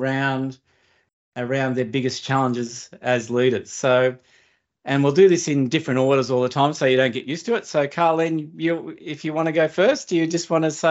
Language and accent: English; Australia; born or raised there